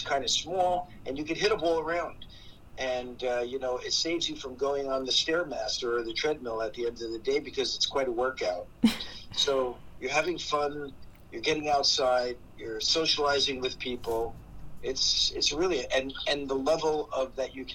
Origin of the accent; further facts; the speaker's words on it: New Jersey, United States; moved away as an adult; also born or lived in California; I'm originally from New Jersey